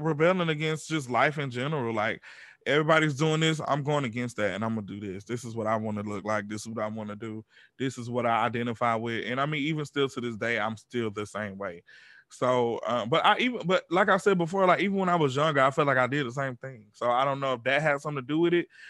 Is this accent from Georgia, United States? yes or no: yes; Georgia, United States; we grew up in the South. We grew up in Georgia.